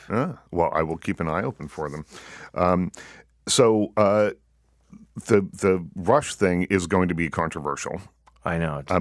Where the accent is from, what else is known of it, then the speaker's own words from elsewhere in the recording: Liverpool, Nova Scotia, Canada; I grew up in Nova Scotia in a place called Liverpool, Nova Scotia, which is 200 miles away from Halifax.